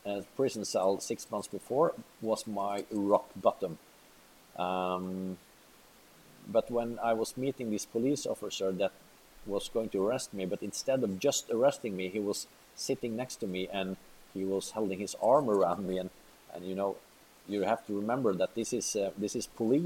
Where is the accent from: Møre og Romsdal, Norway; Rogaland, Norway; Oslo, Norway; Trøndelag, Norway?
Møre og Romsdal, Norway; Molde; I was pretty famous criminal at the time, because I was in my hometown